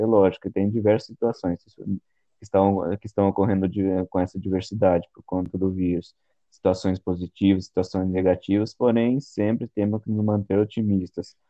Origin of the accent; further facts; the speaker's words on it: Cerquilho, São Paulo, Brazil; sou da cidade de Serquilho, São Paulo